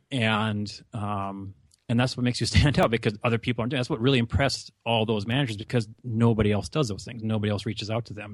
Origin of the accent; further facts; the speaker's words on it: North Dakota, United States; accent: Upper Midwest; moved away as an adult; also born or lived in Argentina; now in Phoenix, United States; I come from a rural North Dakota small town